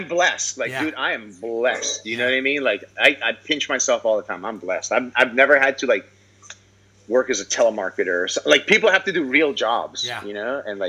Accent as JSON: {"language": "English", "town": "Honolulu", "region": "Hawaii", "country": "United States", "tie": "born or raised there", "said": "I'm a kid from Kapahulu, bro."}